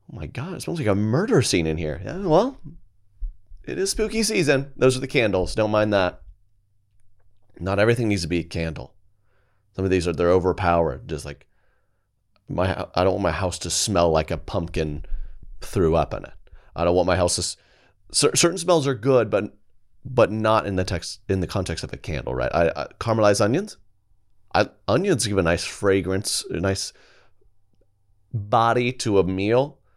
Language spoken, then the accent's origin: English; Colorado, United States; I'm from Colorado.